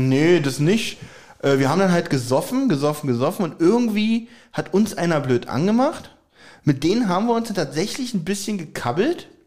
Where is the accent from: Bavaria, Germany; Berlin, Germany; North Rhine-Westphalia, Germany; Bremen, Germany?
Berlin, Germany; Das muss man auch als Berliner wissen.